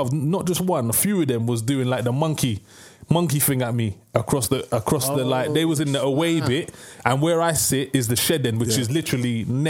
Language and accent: English; Hayes, London, United Kingdom; But I grew up in Hayes, bro. Estate. It was white when I got there. It was black when I left, bro.